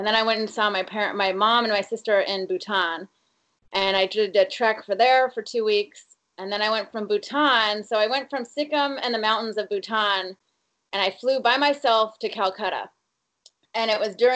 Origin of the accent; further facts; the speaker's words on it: Portland, Oregon, United States; I'm from Portland, Oregon. I live there now